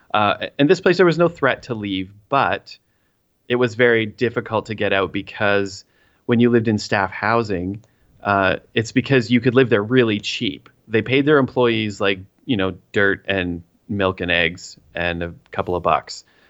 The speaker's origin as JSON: {"language": "English", "town": "Three Hills", "region": "Alberta", "country": "Canada", "said": "I am from the Buckle of the Bible Belt in Canada, the Great White North, Three Hills, Alberta, and I live on the south end of town."}